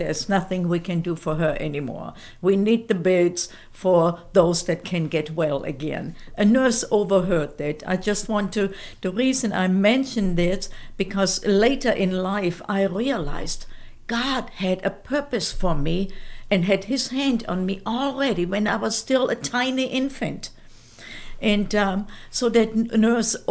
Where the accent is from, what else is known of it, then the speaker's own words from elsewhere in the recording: Fulda, Hesse, Germany; first language German; English is a second language; moved away as an adult; also born or lived in Frankfurt; my hometown where we lived then in Fulda, Germany